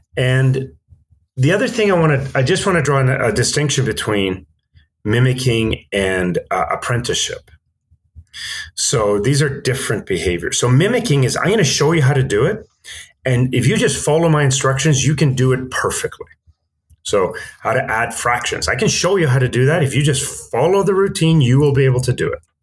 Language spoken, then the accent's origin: English; Vancouver, British Columbia, Canada; also born or lived in Stockholm, Sweden; I grew up in Vancouver uh, from the age of eight, but prior to that, I grew up in Stockholm in Sweden